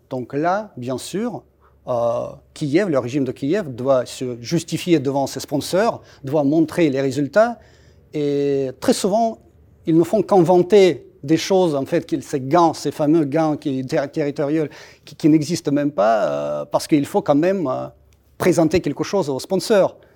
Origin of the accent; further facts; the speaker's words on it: Russia; French is a second language; moved away as an adult; now in France; en tant que Russe, j'ai vécu ça personnellement